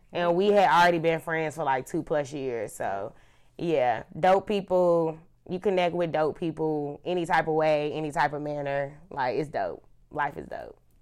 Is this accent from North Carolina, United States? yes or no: yes; Charlotte, North Carolina, United States; I am from Charlotte, North Carolina